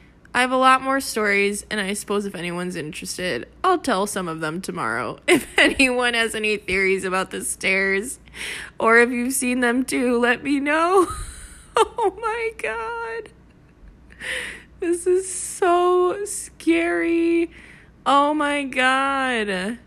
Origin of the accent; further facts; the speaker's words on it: St. Augustine, Florida, United States; Growing up in St. Augustine, it wasn't uncommon to find Spanish homes in weird places.